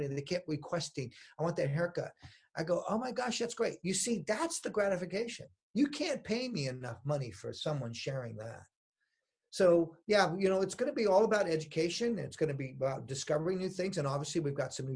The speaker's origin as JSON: {"language": "English", "region": "New Mexico", "country": "United States", "tie": "born or raised there", "said": "I'm from New Mexico. I was born there"}